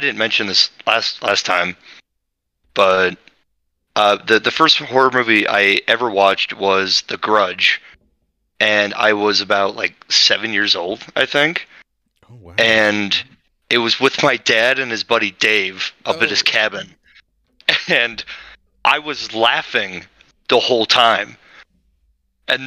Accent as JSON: {"language": "English", "region": "Utah", "country": "United States", "said": "I'm from Utah"}